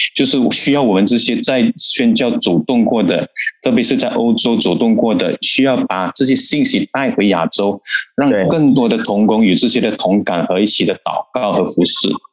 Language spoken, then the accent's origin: Chinese; Malaysia; 我们还以为我们马来西亚人开车是很快的